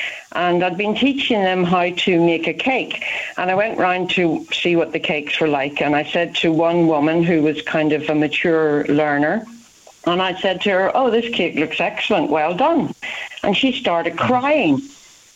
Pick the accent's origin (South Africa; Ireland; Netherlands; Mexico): Ireland; moved away as an adult; now in United Kingdom; you can hear from my accent, I'm not from England, I'm from Ireland